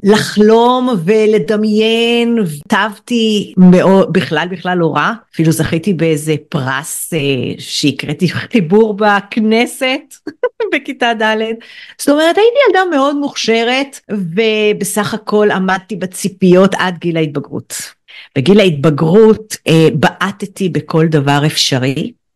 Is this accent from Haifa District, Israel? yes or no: yes; Kiryat Bialik, Haifa District, Israel; אני גדלתי בקריית ביאליק